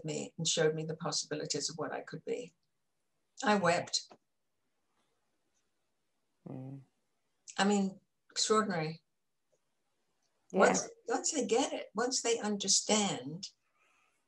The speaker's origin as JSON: {"language": "English", "region": "England", "country": "United Kingdom", "tie": "born or raised there", "moved": "yes", "said": "growing up in England"}